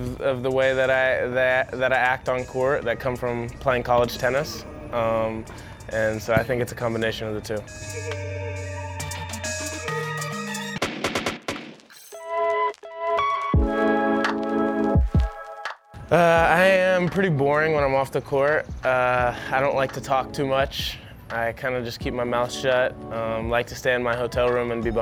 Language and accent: English; Atlanta, Georgia, United States; I was born in Atlanta, Georgia.